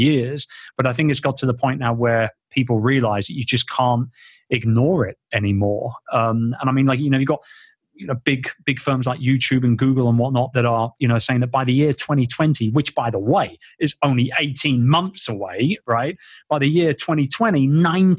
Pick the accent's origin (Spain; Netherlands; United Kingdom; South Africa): United Kingdom; London; my hometown in London. I'm a very proud Londoner.